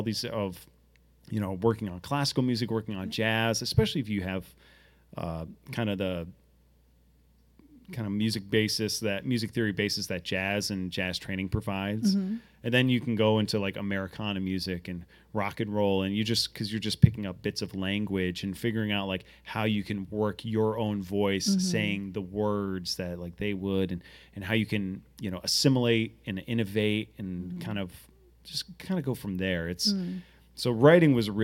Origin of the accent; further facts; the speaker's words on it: Portsmouth, Rhode Island, United States; I grew up in Portsmouth, Rhode Island